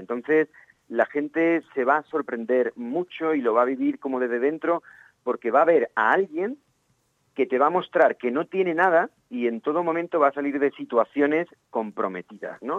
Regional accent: Valle de Abdalajís, Andalusia, Spain; si había una obra de teatro en, el cole, en el Valle de Abdalají, que de donde soy

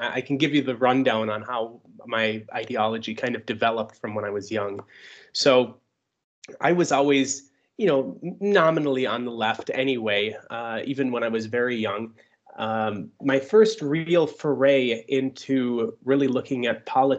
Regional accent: Upper Peninsula, Michigan, United States; accent: Upper Peninsula; moved away as an adult; also born or lived in Germany; now in Russia; my accent is from the Upper Peninsula

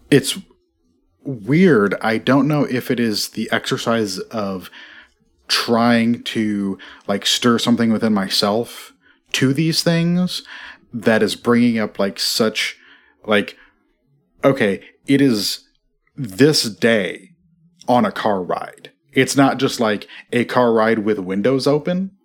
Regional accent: Midwest, United States; I'm from the Midwest

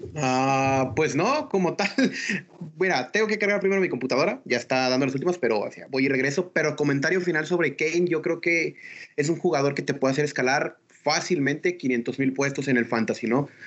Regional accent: Mexico; a nosotros como mexicanos

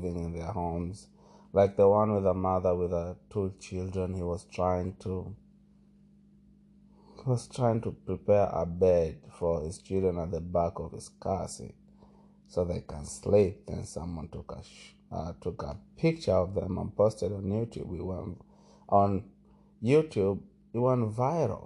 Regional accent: Malindi, Kilifi County, Kenya; moved away; when I was growing up in Malindi

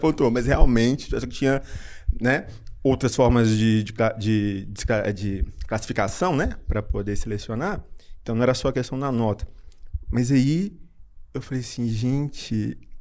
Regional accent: Belo Horizonte, Minas Gerais, Brazil; also born or lived in Juiz de Fora; eu sou de Belo Horizonte

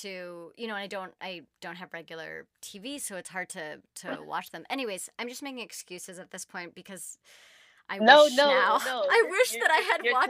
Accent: Bay Area, California, United States; I grew up in the Bay Area.

